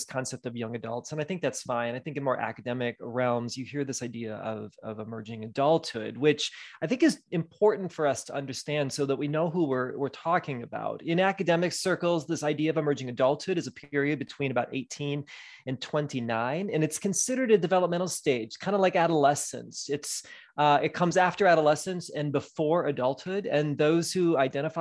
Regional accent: Midwest, United States; moved away as an adult; also born or lived in Wisconsin / West Michigan; now in Southern California, United States; I was born and raised in the Midwest

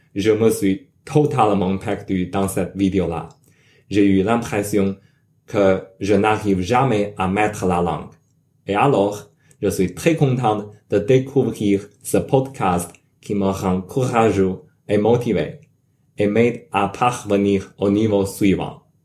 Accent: China; French is a second language; now in United States; Je suis chinois, mais j'habite et travaille comme un ingénieur logiciel aux États-Unis

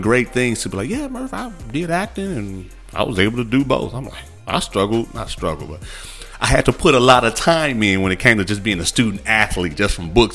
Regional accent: Midwest, United States; I'm from the Midwest

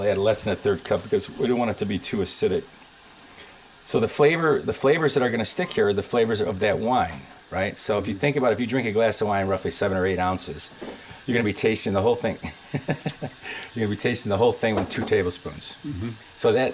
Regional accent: Detroit, Michigan, United States; I'm from Detroit

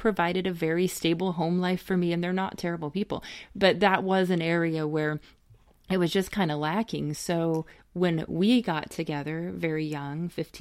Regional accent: Middle America, the Bible Belt, Midwest, United States; We are from the Middle America area and the Bible Belt

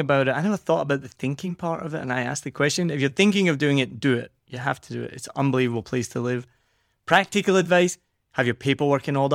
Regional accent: Scotland, United Kingdom; accent: Scottish; now in Vietnam; if I was being really Scottish

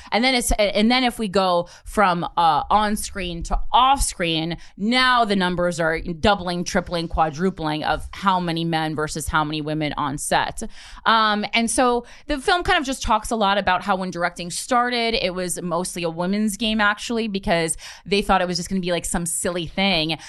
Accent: New Jersey, United States; I'm from New Jersey. I grew up middle class

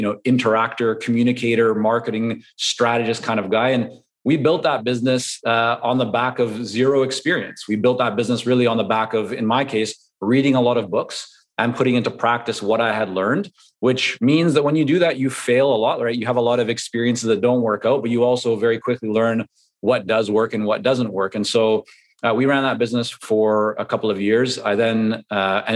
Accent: Vancouver, British Columbia, Canada; English is a second language; also born or lived in Toronto, Canada / Israel; growing up in Vancouver, you have a lot of influence from Asia

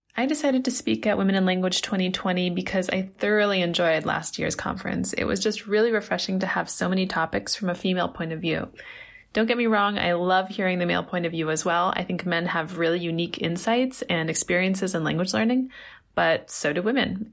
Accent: United States; now in Beijing, China; I'm an American, but currently based in Beijing, China

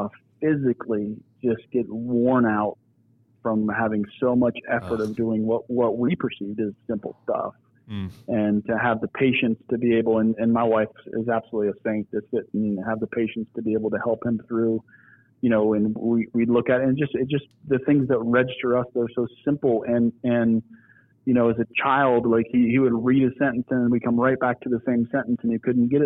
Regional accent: Niles, Ohio, United States; I grew up in Niles, Ohio, which is kind of right in between Youngstown and Warren

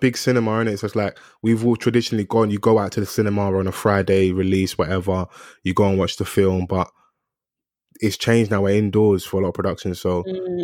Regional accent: London, United Kingdom; I'm from South

